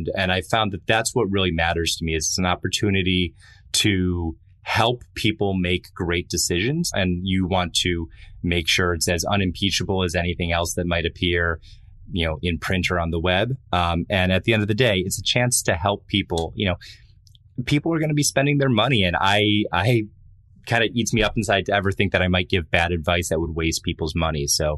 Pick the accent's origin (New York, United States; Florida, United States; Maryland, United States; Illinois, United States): New York, United States; Buffalo; I grew up in Buffalo, New York, where it was a pretty small town.